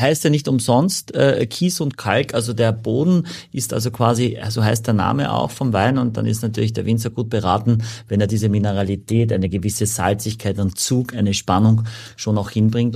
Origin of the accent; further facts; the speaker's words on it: Gallizien, Carinthia, Austria; also born or lived in Klagenfurt; now in Hamburg, Germany; in Klagenfurt bin ich geboren, ich komme aus Galizien, am ähm, Klobeinersee